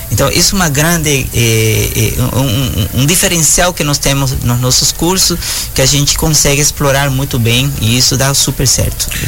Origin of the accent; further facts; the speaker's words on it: São Luís, Maranhão, Brazil; É, eu sou de São Luís do Maranhão.